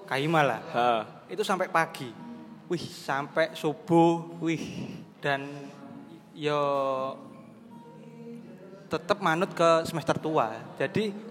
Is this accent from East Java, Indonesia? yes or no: yes; Banyuwangi, East Java, Indonesia; now in Surabaya, Indonesia; prinsipnya saya dari Banyuwangi jauh-jauh ke Surabaya tujuan utama saya ya menyelesaikan akademik saya di sini gitu